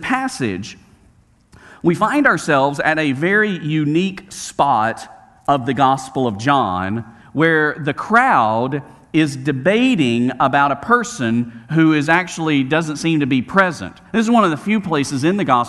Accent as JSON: {"language": "English", "town": "Birmingham", "region": "Alabama", "country": "United States", "tie": "born or raised there", "said": "where I grew up, Roebuck, suburb outside of Birmingham"}